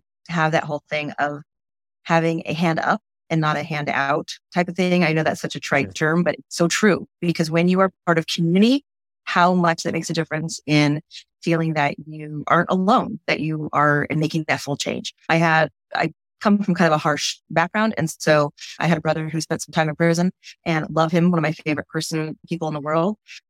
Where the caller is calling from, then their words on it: Southern California, United States; I am calling here from Southern California